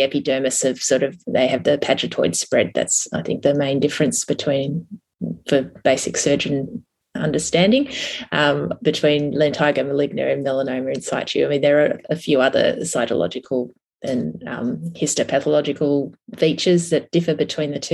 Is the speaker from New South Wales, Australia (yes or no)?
yes; Tamworth, New South Wales, Australia; now in Sydney, Australia; I'm originally from Tamworth